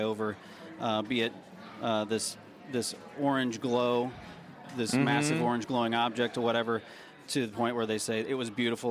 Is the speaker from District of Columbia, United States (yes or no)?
no; Tennessee, United States; I grew up in Tennessee